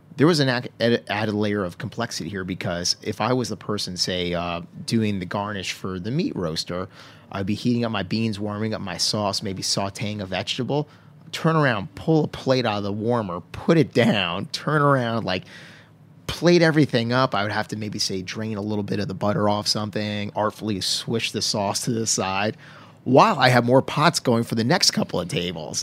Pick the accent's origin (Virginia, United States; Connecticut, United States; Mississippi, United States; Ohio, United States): Connecticut, United States; Stonington; where I grew up in Connecticut, a little town called Stonington